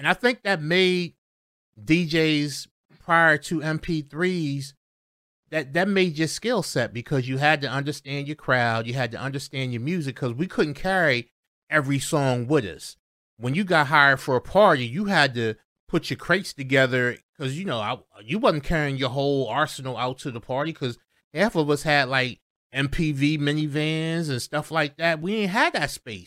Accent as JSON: {"language": "English", "region": "Delaware", "country": "United States", "said": "I was from Delaware"}